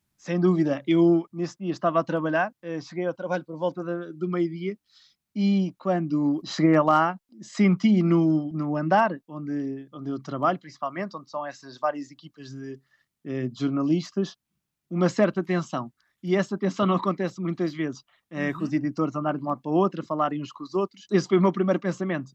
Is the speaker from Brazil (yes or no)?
no; Lisbon, Portugal; moved away as an adult; also born or lived in Ericeira; Eu sou de Lisboa